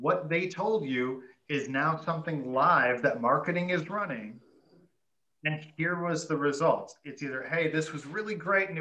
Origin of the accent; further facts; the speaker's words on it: Detroit, Michigan, United States; I'm from Detroit